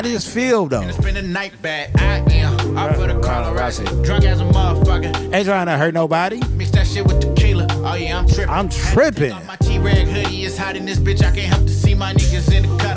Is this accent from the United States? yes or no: yes; West Coast, United States; I'm from the West Coast